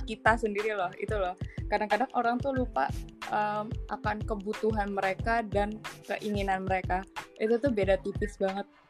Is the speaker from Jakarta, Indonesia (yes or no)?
yes; Jakarta, Indonesia; aku dari kecil di kota di Jakarta um, tumbuh melihat pohon ditebangin